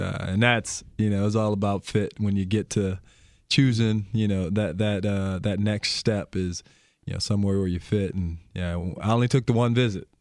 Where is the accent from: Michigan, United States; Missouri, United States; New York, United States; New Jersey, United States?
Michigan, United States; Albion; moved away as an adult; now in Milwaukee, United States; I grew up, uh, small town called Albion, Michigan.